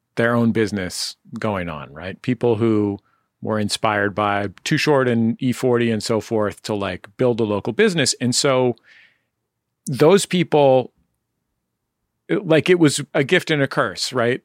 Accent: Bay Area, California, United States; growing up in the Bay Area

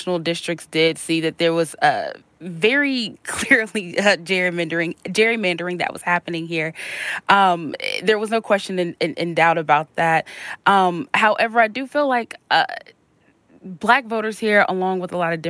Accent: Alabama, United States; I grew up here in Alabama

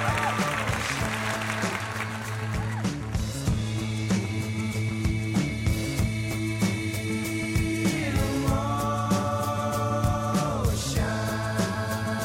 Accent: Canada; I'm Canadian

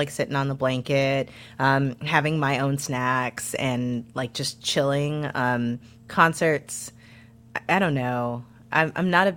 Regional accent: St. Louis, Missouri, United States; I'm from St. Louis

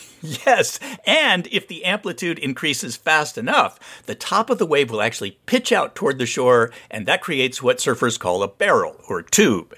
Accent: Santa Barbara, California, United States; I grew up surfing around Santa Barbara

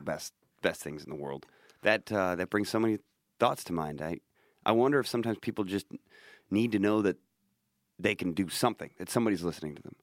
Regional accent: United States; I'm an American person

